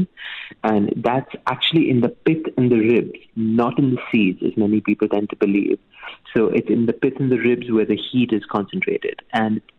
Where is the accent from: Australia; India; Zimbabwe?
India; Mumbai, Maharashtra; I'm from India, from Bombay specifically, and we have a lot of chaat on like a daily basis